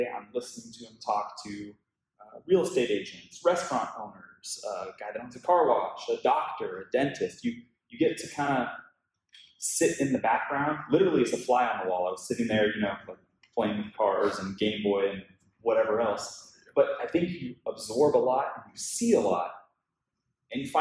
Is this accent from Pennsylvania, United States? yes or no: no; Tacoma, Washington, United States; moved away as an adult; now in Los Angeles, United States; I grew up in Washington State in a town called Tacoma